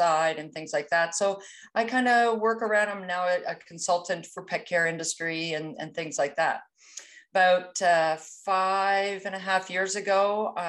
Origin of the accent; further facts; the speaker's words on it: East Coast of Canada, Atlantic Canada, Canada; I'm Canadian, so you may pick up on a few idiosyncrasies as far as my language goes a little bit, but I hail from the East Coast of Canada.